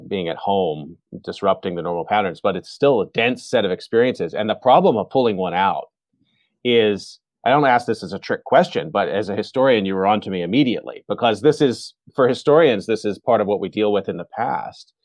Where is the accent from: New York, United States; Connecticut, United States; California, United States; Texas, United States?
Texas, United States; born and raised in Texas.